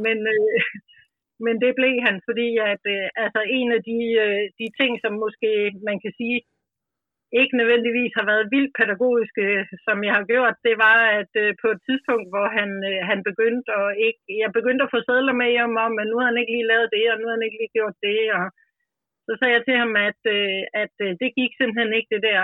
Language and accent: Danish; Grenå, Central Denmark Region, Denmark; also born or lived in Vestegnen; now in Ølstykke, Denmark; kommer jeg selv fra Jylland, Grenå nærmere bestemt, og er opvokset